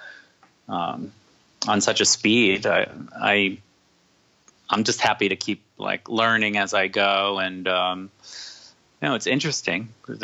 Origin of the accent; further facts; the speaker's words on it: New Jersey, United States; I grew up in New Jersey